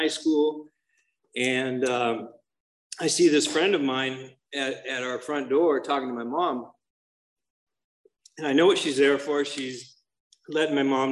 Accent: Santa Monica, California, United States; I was born in Santa Monica up in LA.

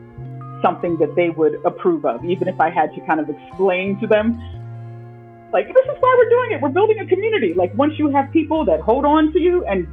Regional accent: Philadelphia, Pennsylvania, United States; growing up in Philly

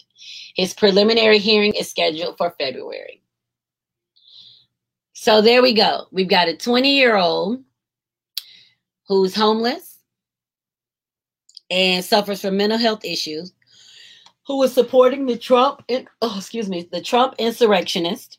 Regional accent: United States

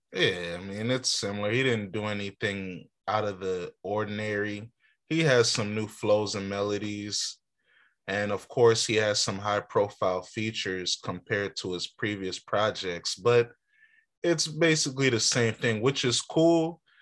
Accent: Alexandria, Virginia, United States; also born or lived in Lorton, Virginia / Dumfries, Virginia; as a Northern Virginian from Alexandria, Lorton, I used to live in Triangle Dumfries.

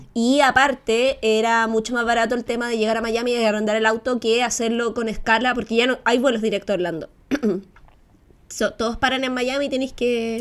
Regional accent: Chile; como el chileno promedio

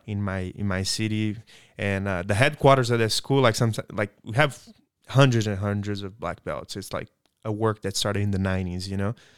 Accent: Belo Horizonte, Minas Gerais, Brazil; moved away as an adult; now in United States; I'm from Belo Horizonte, southeast, so, uh, state of Minas Gerais

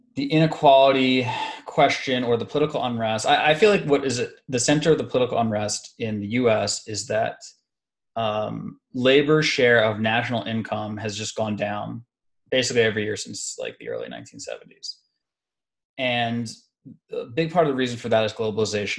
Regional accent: United States; being specifically an American

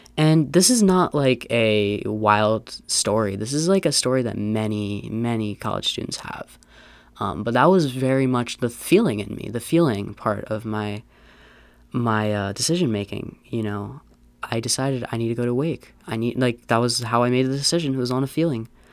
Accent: Pennsylvania, United States; moved away; I'm from Pennsylvania

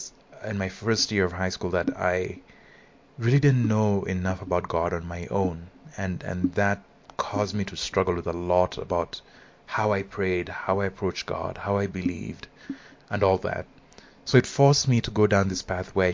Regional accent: Nairobi, Kenya; I'm Kenyan, and I attended this high school

